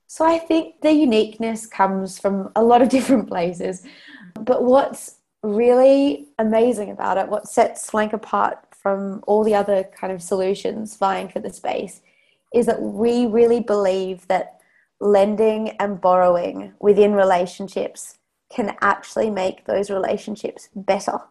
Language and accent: English; Australia; accent: Australian; moved away as an adult; also born or lived in London; I'm I'm Australian